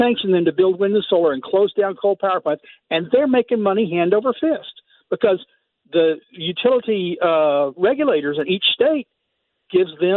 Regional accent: Texas, United States; I grew up in Texas.

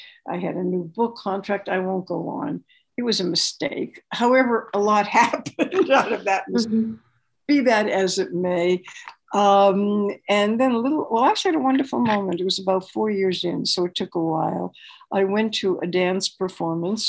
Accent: Boston, Massachusetts, United States; also born or lived in New York City, United States / Mexico; now in Los Angeles, United States; I was born in Boston

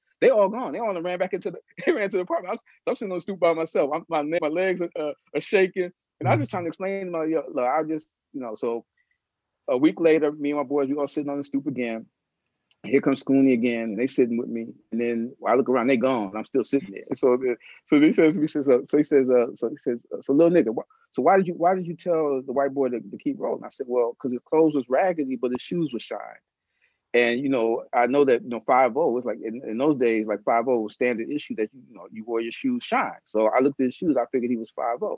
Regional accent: New York City, New York, United States; I'm from the South Bronx and, you know, I grew up there

